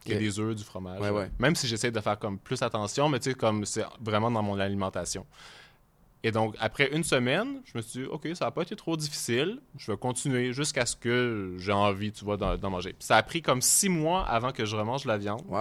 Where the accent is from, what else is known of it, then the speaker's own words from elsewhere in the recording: Quebec, Canada; mon accent change beaucoup plus quand je suis en Europe, je pense.